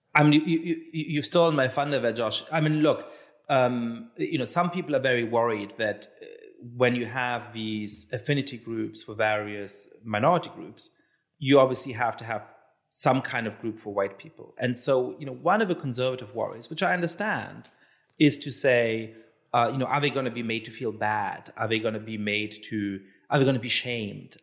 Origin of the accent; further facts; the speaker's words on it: Germany; I'm Jewish and I, I grew up in Germany.